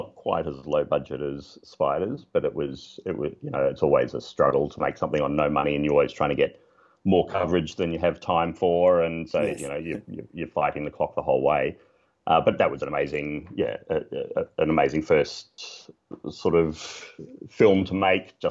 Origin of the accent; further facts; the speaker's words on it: Melbourne, Victoria, Australia; I grew up in Melbourne